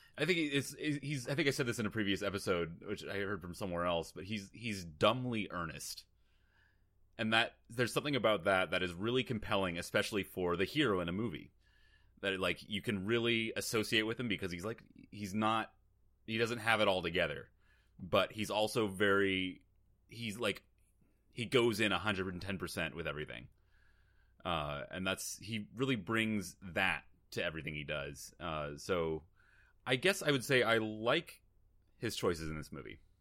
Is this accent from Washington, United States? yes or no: yes; Seattle, Washington, United States; I grew up in Seattle